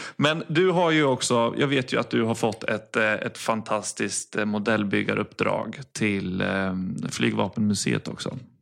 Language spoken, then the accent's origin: Swedish; Linköping, Östergötland, Sweden; jag är från Linköping